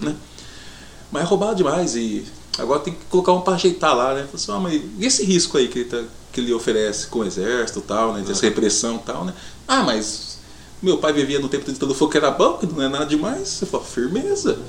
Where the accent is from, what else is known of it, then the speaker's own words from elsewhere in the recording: Paraná, Brazil; somos paranaenses